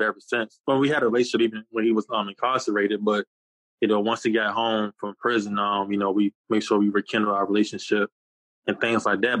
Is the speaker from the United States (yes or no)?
yes; Newport News, Virginia, United States; also born or lived in Hampton, Virginia; born in Hampton, Virginia, raised in Newport News, and I currently live in Hampton now.